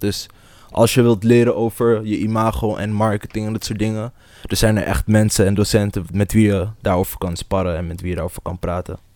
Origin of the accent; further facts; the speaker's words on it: Almere, Flevoland, Netherlands; also born or lived in Amsterdam; Dus Almere voelt toch wel echt als een thuis, omdat ik hier ben opgegroeid